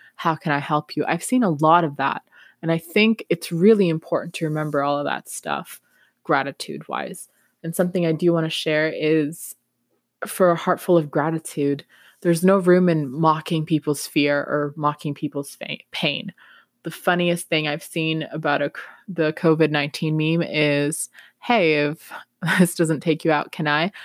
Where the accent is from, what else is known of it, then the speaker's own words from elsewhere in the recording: Peru; English is a second language; now in Canada; I'm from Peru originally